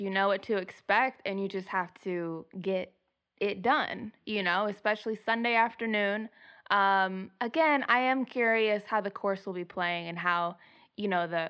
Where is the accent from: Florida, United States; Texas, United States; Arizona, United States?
Arizona, United States; Phoenix; growing up in Phoenix